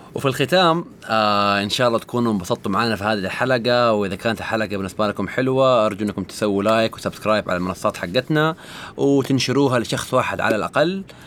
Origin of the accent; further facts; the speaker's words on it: Saudi Arabia; عندنا في السعوديه